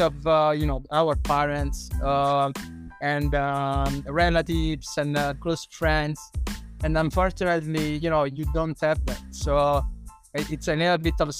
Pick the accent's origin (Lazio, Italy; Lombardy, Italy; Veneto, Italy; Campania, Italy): Campania, Italy; a small village in the south of Italy, close to Caserta; moved away as an adult; also born or lived in Shanghai, China / Korea; now in Bangkok, Thailand; Italian. I come from a small village in the south of Italy, close to Caserta.